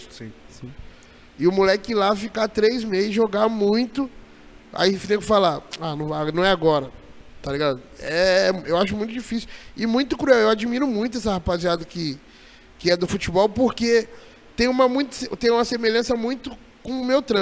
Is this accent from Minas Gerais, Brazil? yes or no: yes; Juiz de Fora, Minas Gerais, Brazil; now in Jundiaí, Brazil; eu sou de Juiz de Fora.